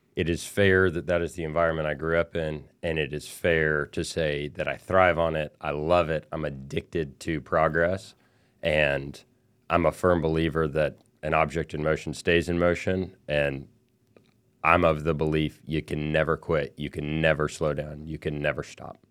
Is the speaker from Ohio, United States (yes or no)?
no; El Paso, Texas, United States; I grew up in El Paso, Texas